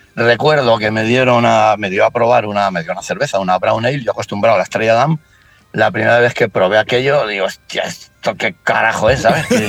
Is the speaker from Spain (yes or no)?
yes; Barcelona, Catalonia, Spain; moved away as an adult; now in Asturias, Spain; yo soy de Barcelona